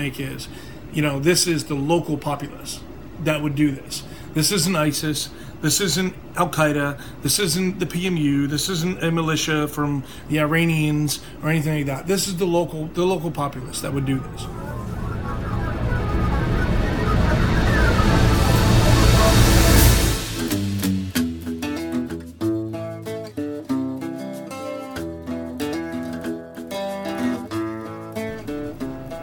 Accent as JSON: {"language": "English", "country": "United States", "said": "as an American"}